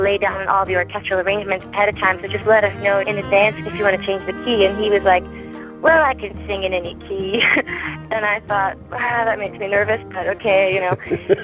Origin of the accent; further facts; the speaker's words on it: Vermont, United States; I'm from Vermont